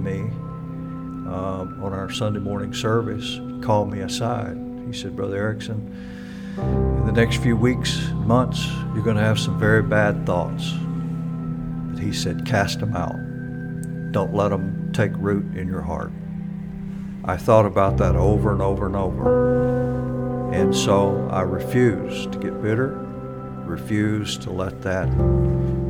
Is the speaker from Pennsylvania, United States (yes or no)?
no; Natchitoches, Louisiana, United States; moved away as an adult; now in Mississippi, United States; I was born in Natchitoches, Louisiana. Spent my childhood in that state.